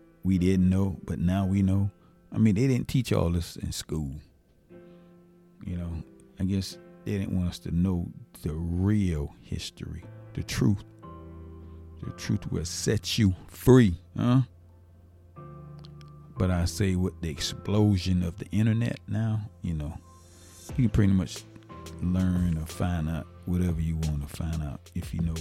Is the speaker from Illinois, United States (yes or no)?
no; Savannah, Georgia, United States; moved away; Savannah, which is my hometown